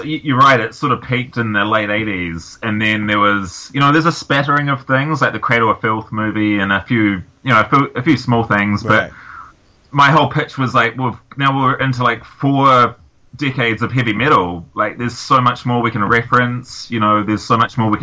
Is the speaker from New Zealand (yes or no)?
yes; New Zealand; growing up in New Zealand